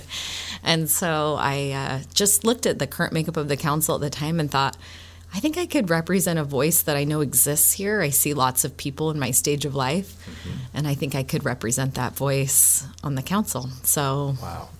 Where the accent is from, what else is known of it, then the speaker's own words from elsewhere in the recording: Oakland, California, United States; moved away as an adult; also born or lived in Provo, Utah; now in Gilbert, Arizona, United States; I grew up in the San Francisco Bay Area. I grew up in Oakland, California